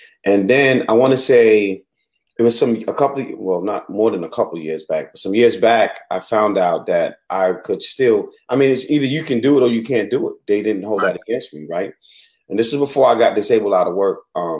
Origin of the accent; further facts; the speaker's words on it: New York City, New York, United States; moved away; Because I can tell you're not from the South. And I said, from New York City.